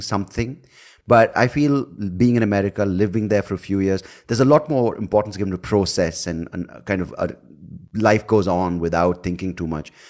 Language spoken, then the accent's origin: English; India; also born or lived in United States; I speak as an Indian